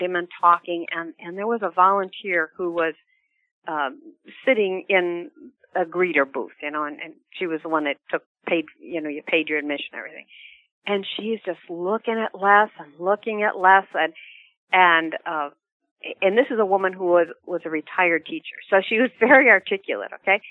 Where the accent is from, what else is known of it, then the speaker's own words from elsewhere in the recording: Midwest, United States; I'm from the Midwest. I've lived in the Midwest all my life